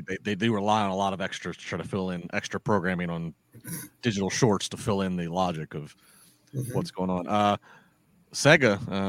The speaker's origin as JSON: {"language": "English", "region": "Maryland", "country": "United States", "tie": "born or raised there", "said": "Growing up in the 90s, I was in Maryland"}